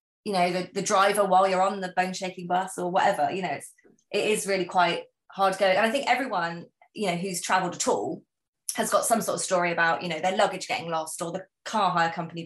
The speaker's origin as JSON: {"language": "English", "country": "United Kingdom", "said": "I am British"}